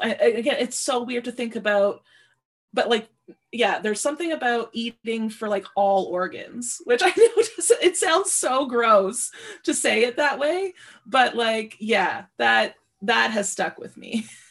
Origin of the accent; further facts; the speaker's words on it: Sudbury, Ontario, Canada; moved away; I grew up in Sudbury, Ontario